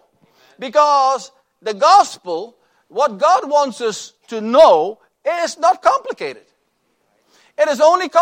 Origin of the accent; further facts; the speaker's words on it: Suriname; now in Corpus Christi, United States; Sybil and I and our two sons went to my home country of Suriname